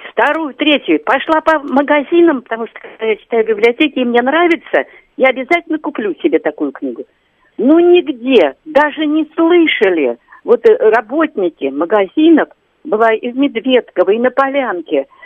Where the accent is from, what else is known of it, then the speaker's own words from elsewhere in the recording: Moscow, Russia; я москвичка, мне 75 лет.